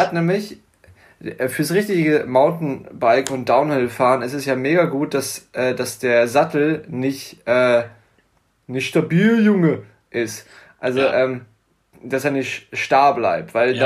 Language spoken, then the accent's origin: German; Buchholz in der Nordheide, Lower Saxony, Germany; ich bin zwar im Vorort geboren